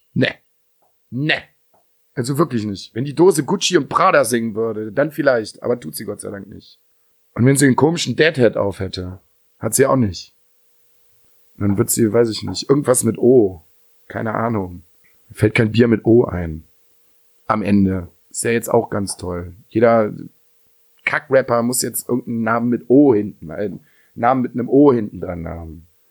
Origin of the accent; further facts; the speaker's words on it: Dülken, North Rhine-Westphalia, Germany; bei uns in Dülken